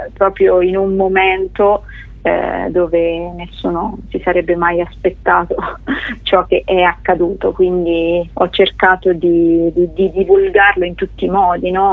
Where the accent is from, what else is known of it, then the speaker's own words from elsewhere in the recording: Scheggia, Umbria, Italy; accent: Gubbio dialect; io sono nata in Umbria e ci sono nata e cresciuta in, in, un piccolo paesino che si chiama Scheggia